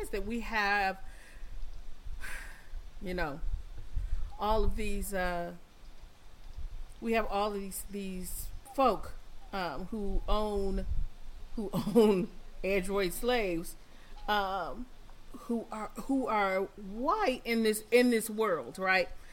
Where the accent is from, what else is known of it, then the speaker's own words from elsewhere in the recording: Detroit, Michigan, United States; I'm from Detroit